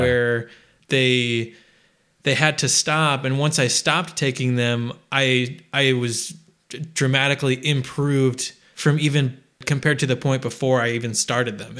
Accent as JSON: {"language": "English", "region": "Midwest", "country": "United States", "tie": "born or raised there", "said": "I grew up in the Midwest"}